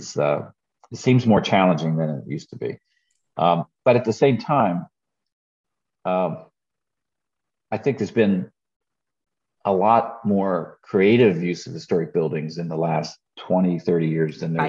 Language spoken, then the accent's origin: English; York, Pennsylvania, United States; when we were growing up in York, Green's Dairy was an old fashioned ice cream and milk dairy in York